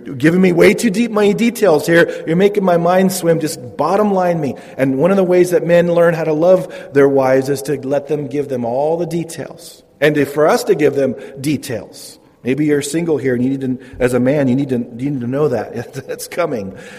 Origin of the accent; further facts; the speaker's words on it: Modesto, California, United States; I'm from Modesto. I grew up in Modesto, not really a small town.